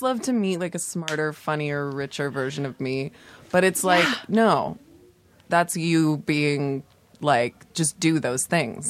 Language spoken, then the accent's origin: English; Los Angeles, California, United States; I grew up in Los Angeles.